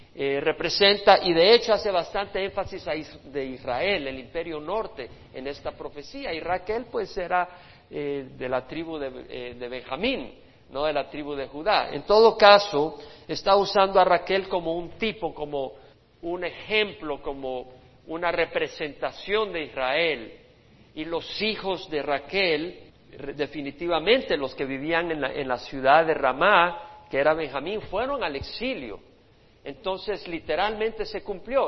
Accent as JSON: {"language": "Spanish", "country": "El Salvador", "moved": "yes", "said": "cuando yo pienso en mi país, en mi país, en mis días"}